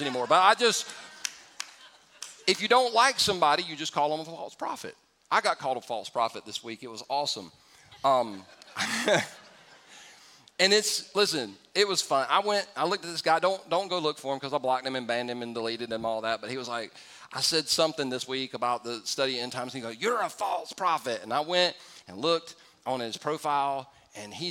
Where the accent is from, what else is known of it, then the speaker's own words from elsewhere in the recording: California, United States; I was born in the United States of America. Now, I was born in California